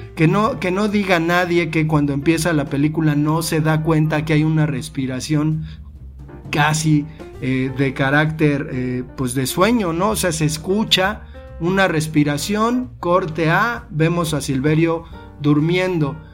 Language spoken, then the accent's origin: Spanish; Mexico; somos mexicanos